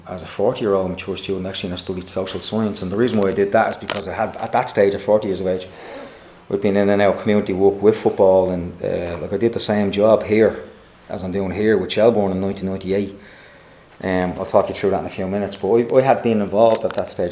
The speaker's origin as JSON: {"language": "English", "town": "Dublin", "region": "Leinster", "country": "Ireland", "tie": "born or raised there", "also_born_or_lived": "Drimnagh, Dublin", "said": "grew up a North Sider"}